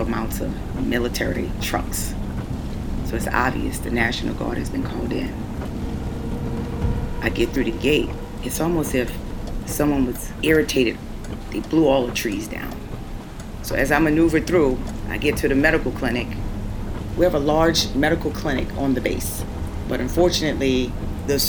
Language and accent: English; New Orleans, Louisiana, United States; moved away as an adult; my own hometown of New Orleans